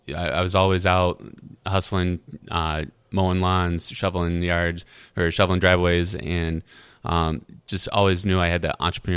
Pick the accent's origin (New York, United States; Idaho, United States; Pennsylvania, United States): Idaho, United States; born there; also born or lived in Arizona / North Carolina; now in Iowa City, United States; I was born in Idaho